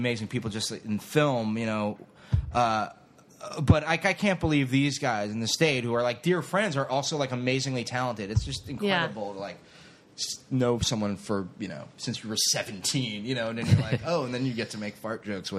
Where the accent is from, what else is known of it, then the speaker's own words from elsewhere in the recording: Florida, United States; I grew up down in Florida.